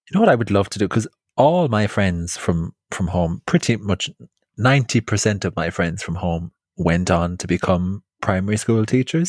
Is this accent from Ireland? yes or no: yes; County Clare, Ireland; now in London, United Kingdom; I grew up in West Clare